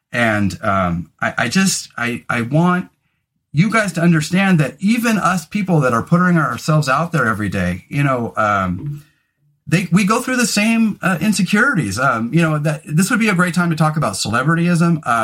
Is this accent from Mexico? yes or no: no; Scotland, United Kingdom; all my friends had really hairy arms and legs and I didn't because I'm Scottish